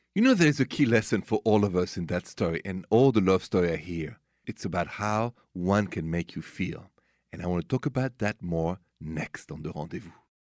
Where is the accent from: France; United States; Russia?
France; accent: thick French; English is a second language; moved away; my French thick accent